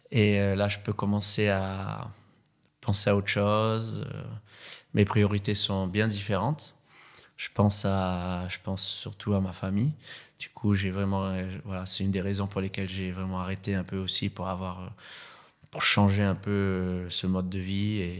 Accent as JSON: {"language": "French", "country": "Réunion", "tie": "born there", "said": "euh, je suis né à La Réunion, surfeur professionnel depuis très très longtemps."}